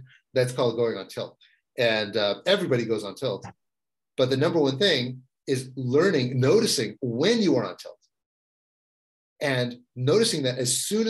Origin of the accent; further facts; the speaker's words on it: Texas, United States; moved away as an adult; also born or lived in San Francisco; I grew up in Texas